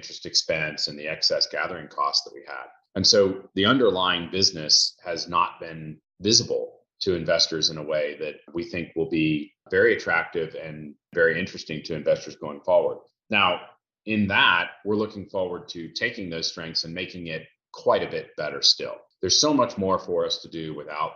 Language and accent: English; Houston, Texas, United States; also born or lived in Boston, Massachusetts; grew up in Houston